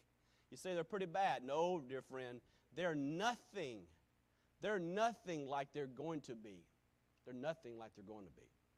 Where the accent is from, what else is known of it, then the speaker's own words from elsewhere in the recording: United States; and I understand that as an American. But as a Christian